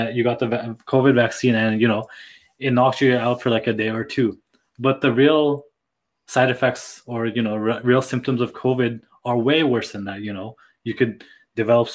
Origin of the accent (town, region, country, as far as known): Nepal; born or raised there; moved away